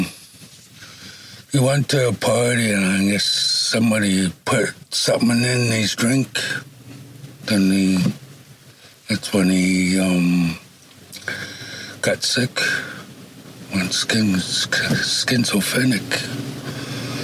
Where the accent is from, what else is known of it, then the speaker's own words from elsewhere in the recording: Duncan, British Columbia, Canada; moved away as an adult; now in Powell River, Canada; Live in Paul River, but I'm originally from Duncan. Been in Paul River for 2 years now